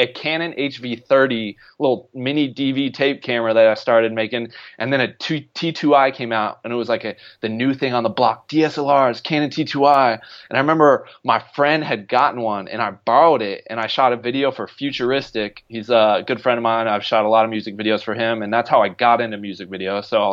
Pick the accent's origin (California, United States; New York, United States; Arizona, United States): Arizona, United States; now in Los Angeles, United States; I'm from Arizona, so I'm been born and raised and live in the sunshine my whole life.